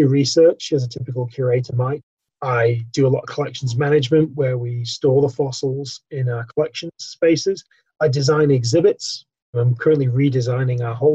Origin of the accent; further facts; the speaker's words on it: north of England, United Kingdom; I grew up in England, if my accent doesn't give that away